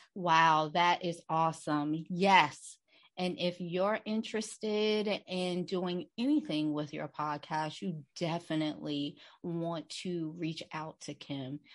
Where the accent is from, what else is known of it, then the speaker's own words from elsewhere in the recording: New Jersey, United States; we're from Jersey